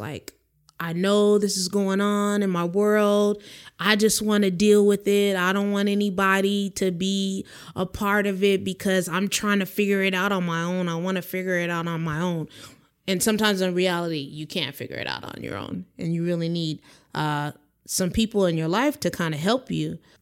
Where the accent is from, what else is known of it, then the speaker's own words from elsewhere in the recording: San Dimas, California, United States; grew up in a little city called San Dimas, you know, Raging Waters in California